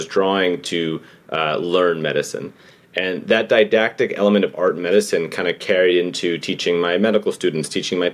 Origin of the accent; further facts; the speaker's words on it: New York City, New York, United States; born and raised in New York City.